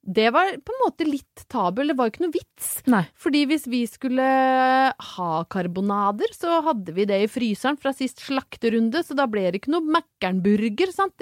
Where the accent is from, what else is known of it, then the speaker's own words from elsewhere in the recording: Brøttum, Innlandet, Norway; når jeg vokste opp på Brøttum